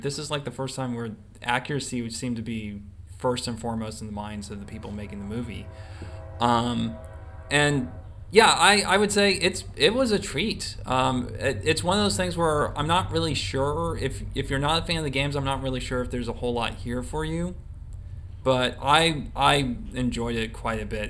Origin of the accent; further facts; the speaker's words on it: the South, United States; we're from the South